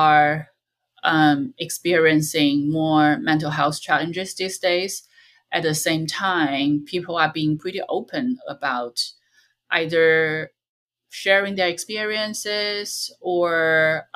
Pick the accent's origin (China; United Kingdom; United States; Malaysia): China; moved away; in my hometown